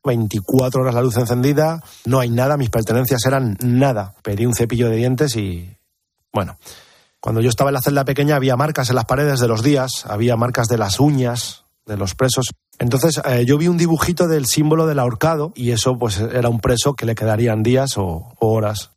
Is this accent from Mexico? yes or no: no; Spain; estoy aquí, estoy en mi país. No sabemos lo afortunados que somos por haber nacido en este país.